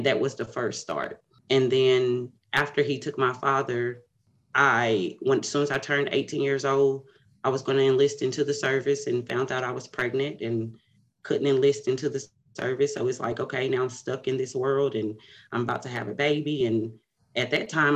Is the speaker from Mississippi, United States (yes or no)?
no; Paris, Texas, United States; now in Dallas, United States; I am from Paris, Texas. It is about 100 miles outside of Dallas, Texas. I currently live in Dallas, Texas